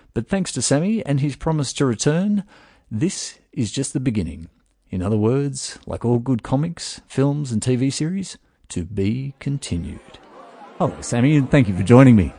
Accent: Australia

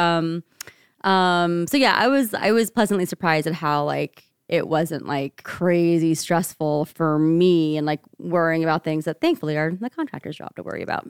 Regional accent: rural Ohio, United States; moved away as an adult; now in Seattle, United States; I grew up in rural Ohio, child, daughter of, um, Indian immigrants. Um, spent my entire eighteen years growing up there in one place.

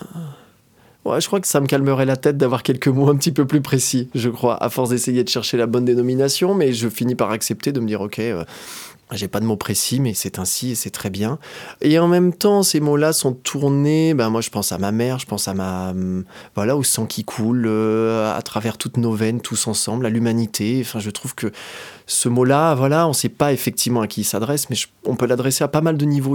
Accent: Doussard, Auvergne-Rhône-Alpes, France; also born or lived in Annecy; je suis originaire d'Annecy, j'ai grandi à Doussard

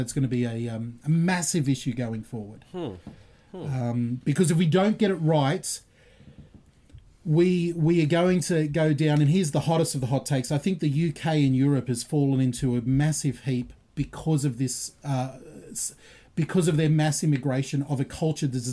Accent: Australia; Australian Christian

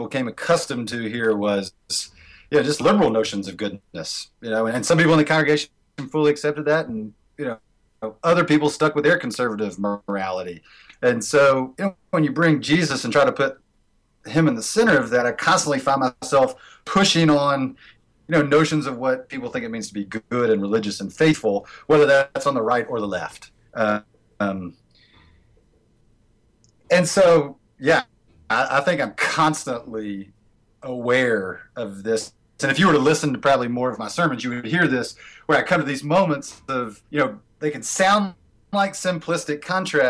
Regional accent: Americus, Georgia, United States; moved away as an adult; now in Western North Carolina, United States; I grew up in a liberal sweet spot. I'm in America's Georgia. You know, the home of Habitat for Humanity, Jimmy Carter land

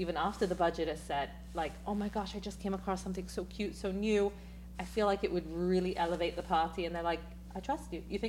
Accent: England, United Kingdom; Again, because I'm so English and because, you know, the European mindset is less is more, mm-hmm.

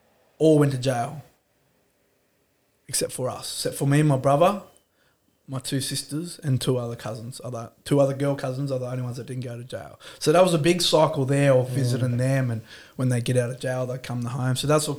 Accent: Dubbo, New South Wales, Australia; also born or lived in Brewarrina; I moved to Dubbo. I grew up in Dubbo. We moved out of the ghetto. Veggie Valley, you might have heard of that. West Dubbo was known for riots and stolen cars, burnt down houses.

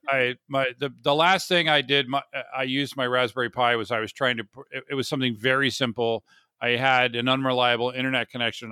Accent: Orlando, Florida, United States; moved away as an adult; now in San Diego, United States; I grew up in Orlando, which is not the south

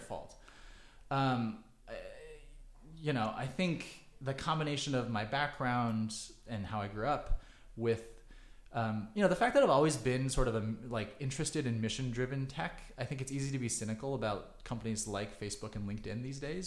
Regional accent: Kansas City, United States; moved away; also born or lived in China; I grew up in Kansas City

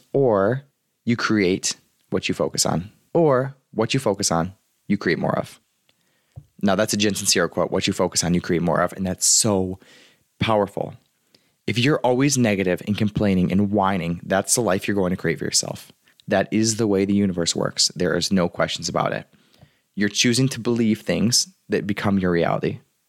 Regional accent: Michigan, United States; I'm from Michigan.

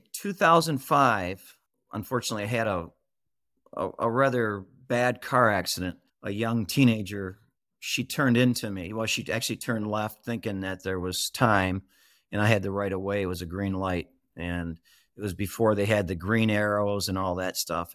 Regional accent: Michigan, United States; I'm from Michigan. I'm a Michigander. And I've been with Mich-, I've been in Michigan all my life.

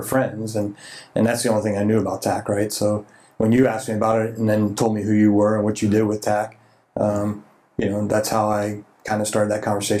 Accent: Naples, Florida, United States; born or raised there; also born or lived in Dover, Delaware / Steubenville, Ohio

